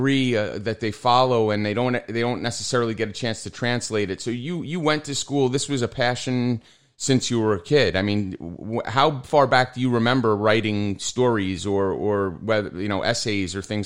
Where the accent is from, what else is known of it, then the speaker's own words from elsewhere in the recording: Wood-Ridge, New Jersey, United States; moved away; we both lived in Woodridge. We went to high school together, and I played probably Little League with your brothers